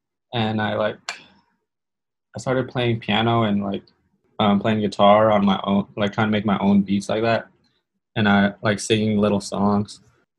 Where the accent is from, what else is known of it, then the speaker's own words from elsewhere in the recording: Long Beach, California, United States; I was always influenced by hip hop and rock because I'm from Long Beach. So it's like a lot of like a melting pot, I guess.